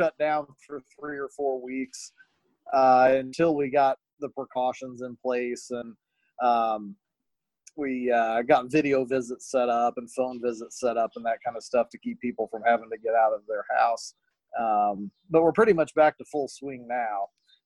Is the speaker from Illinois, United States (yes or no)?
yes; Murphysboro, Illinois, United States; also born or lived in St. Louis; The Big Muddy River goes through my hometown of Murfreesboro, Illinois